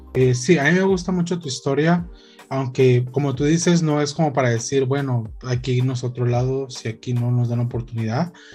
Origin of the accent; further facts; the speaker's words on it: Guatemala; nosotros como guatemaltecos